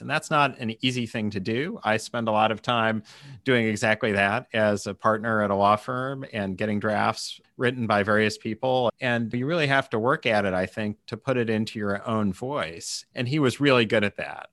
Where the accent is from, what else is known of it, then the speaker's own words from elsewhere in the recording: Kansas City, United States; I worked for the Kansas City Star, basically my hometown newspaper